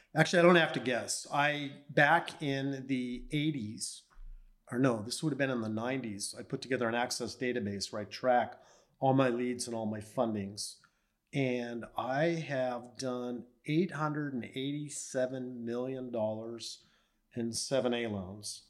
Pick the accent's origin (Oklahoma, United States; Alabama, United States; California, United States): California, United States; La Mirada; Grew up in Southern California, born and raised in La Mirada